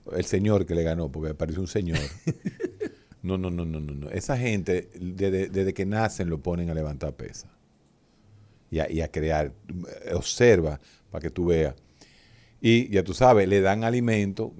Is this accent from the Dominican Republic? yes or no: yes; Dominican Republic